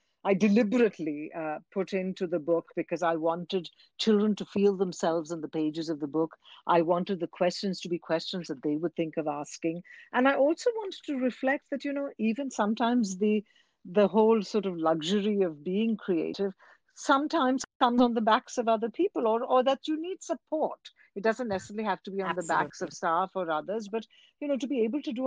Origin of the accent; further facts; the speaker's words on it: Kolkata, West Bengal, India; I grew up in Calcutta. I went to school in Kolkata